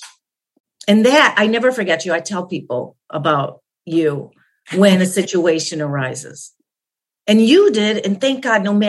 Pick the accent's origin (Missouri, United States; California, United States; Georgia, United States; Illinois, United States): Illinois, United States; Chicago; I'm Polish by nature. That is, I grew up in Chicago